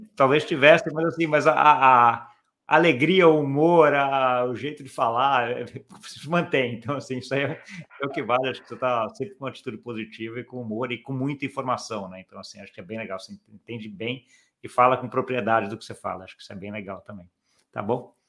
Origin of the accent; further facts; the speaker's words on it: Brazil; como brasileiro